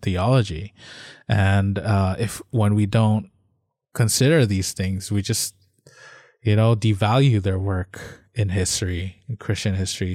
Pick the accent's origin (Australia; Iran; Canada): Canada; we're from Canada.